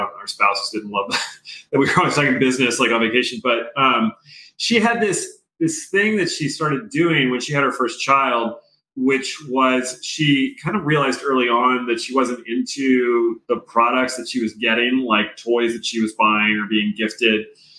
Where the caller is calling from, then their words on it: Boise, Idaho, United States; Above my garage in Boise, Idaho.